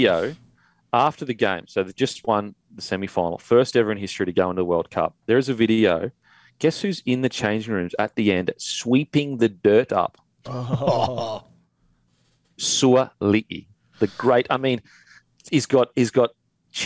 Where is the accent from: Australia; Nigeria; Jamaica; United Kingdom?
Australia; Queensland; now in Sydney, Australia; I'm from Queensland